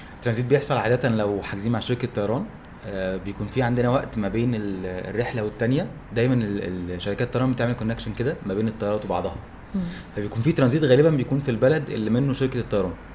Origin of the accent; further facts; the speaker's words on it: Egypt; احنا عندنا في مصر في فرق توقيت